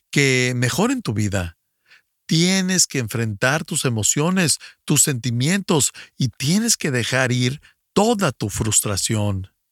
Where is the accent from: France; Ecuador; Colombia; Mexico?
Ecuador; Buenos días … soy del Ecuador.